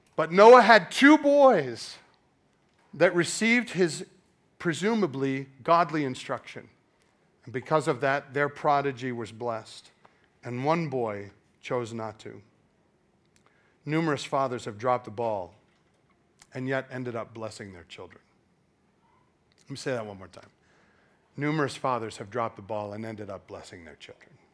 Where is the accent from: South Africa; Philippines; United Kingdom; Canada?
Canada; now in United States; I was born in Canada